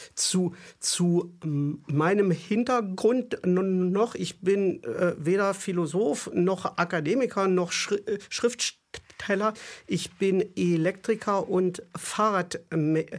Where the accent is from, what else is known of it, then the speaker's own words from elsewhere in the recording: East Germany, Germany; Ich bin in der DDR groß geworden.